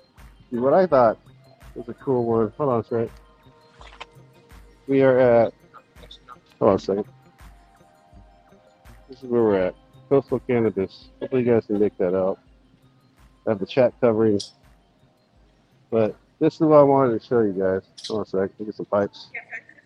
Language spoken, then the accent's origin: English; Seattle, Washington, United States; I'm from Seattle